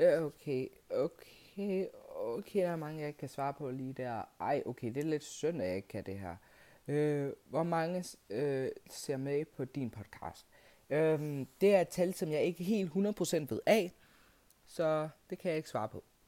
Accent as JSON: {"language": "Danish", "country": "Kenya", "moved": "yes", "lives_now": "Denmark", "said": "Jeg er fra Kenya."}